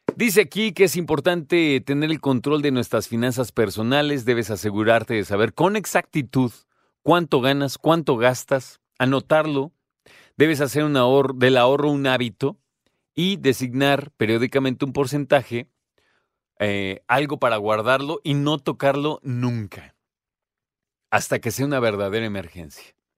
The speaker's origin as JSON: {"language": "Spanish", "country": "Mexico", "said": "como mexicanos"}